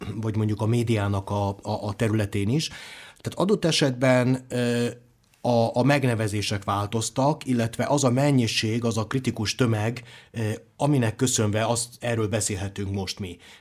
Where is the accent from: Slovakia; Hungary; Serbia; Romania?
Serbia; Zrenjanin, Vojvodina; moved away; Én határon túli magyarként, ugye délvidéki nagybecskerekiként